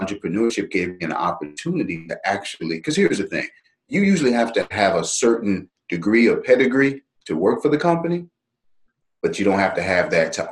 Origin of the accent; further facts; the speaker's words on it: Dallas, Texas, United States; Born and raised in Dallas, Texas